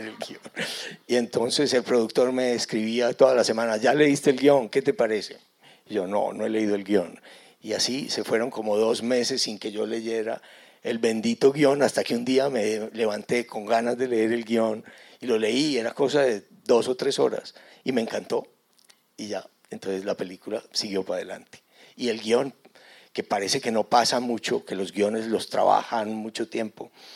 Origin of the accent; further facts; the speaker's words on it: Antioquia, Colombia; accent: antioqueño; ustedes casi que ni me entenderían si yo me pongo a hablar en antioqueño